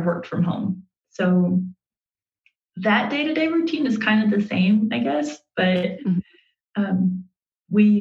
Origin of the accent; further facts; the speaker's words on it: the South, United States; moved away as an adult; also born or lived in Carson City, Nevada; now in Laramie, United States; I'm from the South